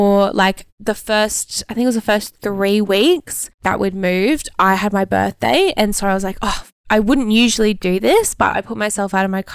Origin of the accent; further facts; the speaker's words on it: Brisbane, Queensland, Australia; moved away as an adult; also born or lived in Gold Coast; now in Exmouth, Australia; that was like 2 hours away from my hometown